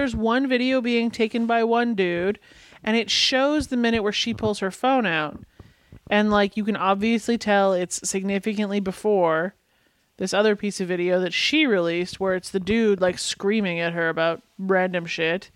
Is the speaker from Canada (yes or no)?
yes; Canada; my first language being Canadian